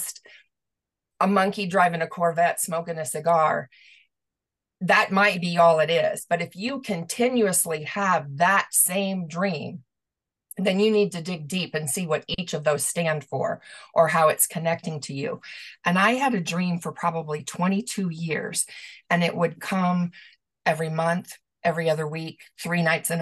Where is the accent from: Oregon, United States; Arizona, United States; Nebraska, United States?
Nebraska, United States; Omaha; I was born and raised in Omaha, Nebraska